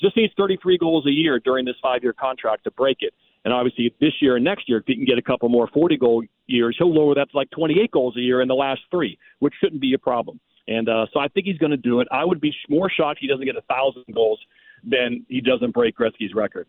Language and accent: English; Pittsburgh, Pennsylvania, United States; I grew up around the Pittsburgh area